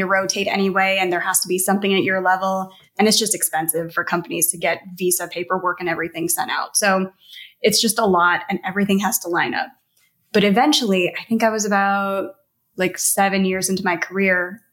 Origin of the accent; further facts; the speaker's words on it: Missouri, United States; I grew up in Missouri